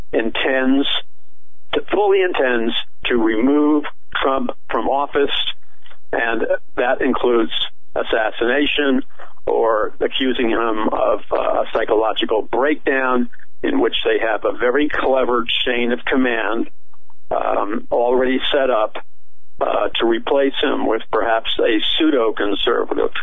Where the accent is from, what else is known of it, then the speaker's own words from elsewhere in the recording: New York City, New York, United States; I was raised in Jackson Heights, Queens